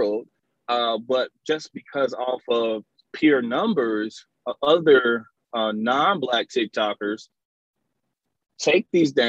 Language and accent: English; Pearland, Texas, United States; growing up in Pearland in the suburbs